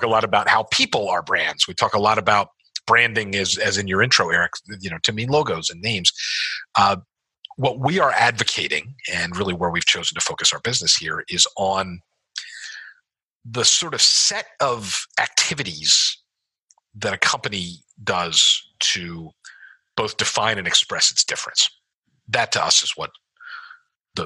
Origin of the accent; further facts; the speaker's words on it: Philadelphia, Pennsylvania, United States; moved away as an adult; also born or lived in Davidson, North Carolina / Charlotte, North Carolina; When I moved back to Philadelphia, and I'm from Chestnut Hill, Mount Airy section of Philadelphia.